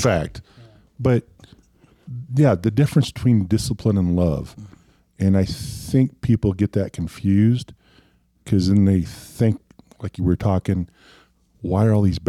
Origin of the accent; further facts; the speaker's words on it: Montana, United States; we're both from Montana.